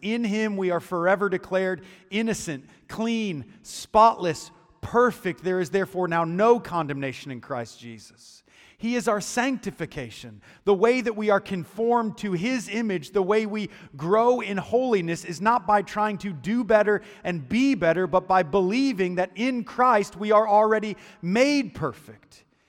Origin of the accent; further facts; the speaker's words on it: United States; moved away as an adult; also born or lived in Chicago; I'm from Muscuda